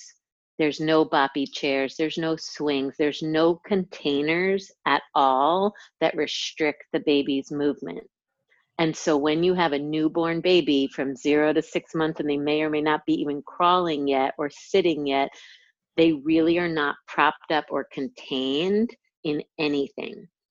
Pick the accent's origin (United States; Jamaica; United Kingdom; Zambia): United States; 60 miles north of New York City; But when I was two, we moved to a country. It was like about 60 miles north of New York City